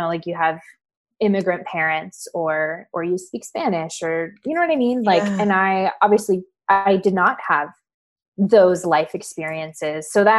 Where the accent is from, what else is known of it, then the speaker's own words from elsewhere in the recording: Paraguay; born there; Like I was born in Paraguay.